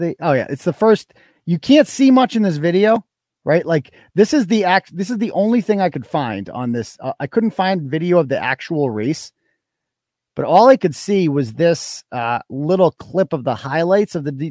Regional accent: Wachusett, Massachusetts, United States; my hometown school here, Wachusett

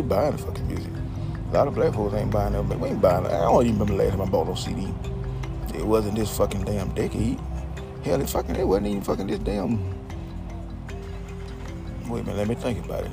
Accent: Georgia, United States; also born or lived in Homestead, Florida; Back here in Georgia. I'm from Georgia anyway.

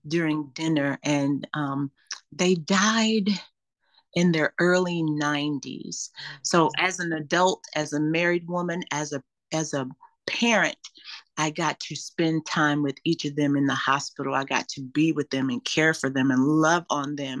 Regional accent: Los Angeles, California, United States; also born or lived in Louisiana; When I grew up in Los Angeles

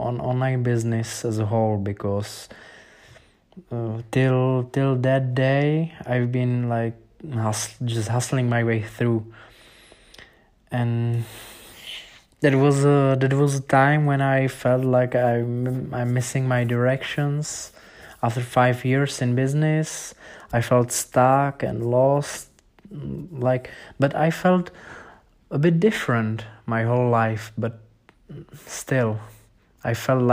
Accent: Czechia; English is a second language; I was a beginner from Czech Republic

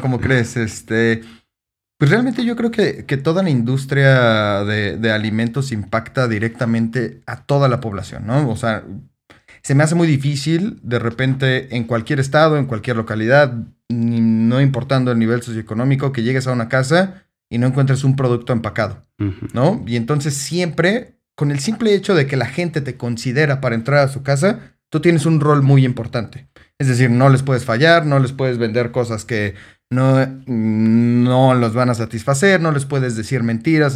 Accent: Mexico City, Mexico; soy de Ciudad de México

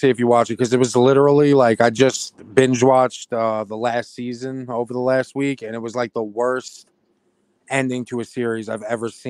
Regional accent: Richmond, United States; I'm from Richmond.

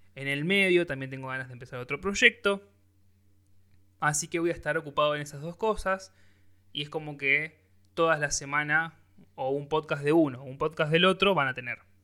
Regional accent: Rosario, Santa Fe, Argentina; soy rosarino, me como la S

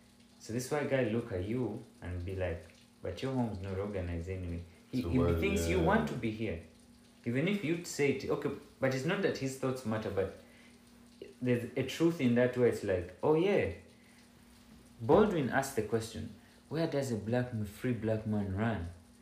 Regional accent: Ghana; I, as a Ghanaian

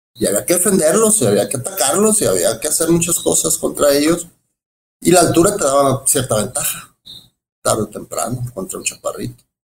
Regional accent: Los Mochis, Sinaloa, Mexico; moved away as an adult; also born or lived in Mexicali / Guasave / Culiacán / Guadalajara; now in Puerto Vallarta, Mexico; Soy, nacido eh, realmente en Mexicali soy cachanilla, pero nos creamos, nos creamos, vivimos en, en, Mochis, Guasave, Culiacán, toda esa parte

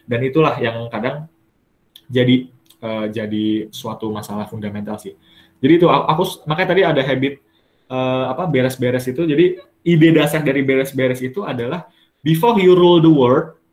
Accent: Bekasi, West Java, Indonesia; Dari asal aku Bekasi, Bekasi. Sebenarnya Bekasi. Deket kan, Bekasi Bogor tuh.

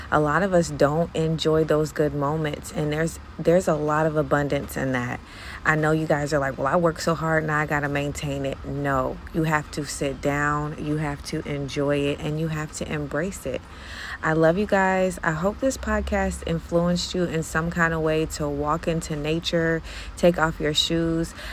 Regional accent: Jamaica; okay, so I'm Jamaican, so I can do what I want to.

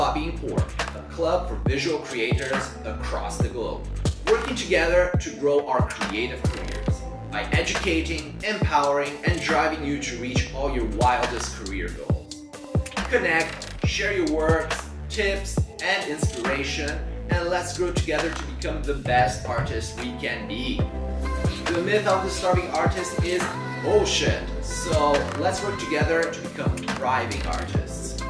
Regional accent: Brazil; moved away as an adult; also born or lived in Switzerland / New Zealand; I was born in Switzerland in 1988. At 2 years old, my family relocated to New Zealand. That's where my sister was born. Shout out, Manuk. Then when I was 6 years old, the full family relocated again to Brazil.

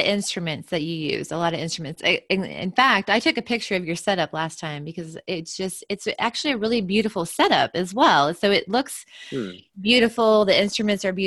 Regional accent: Fuquay-Varina, North Carolina, United States; Breathing Space in Fuquay Varina, my hometown

